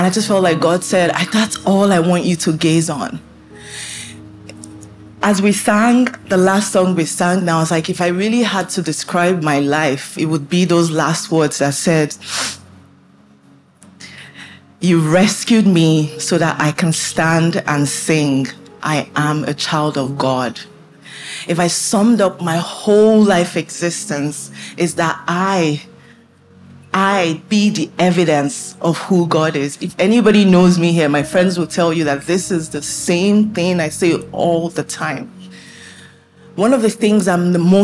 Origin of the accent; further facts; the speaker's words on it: Nigeria; I was born in Nigeria.